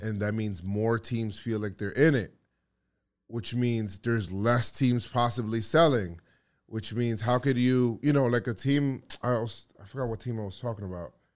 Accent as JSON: {"language": "English", "region": "New York", "country": "United States", "said": "I'm from New York"}